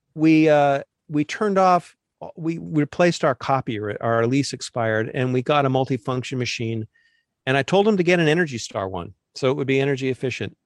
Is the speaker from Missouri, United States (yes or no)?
no; Southern California, United States; I grew up in Southern California choking on smog alert air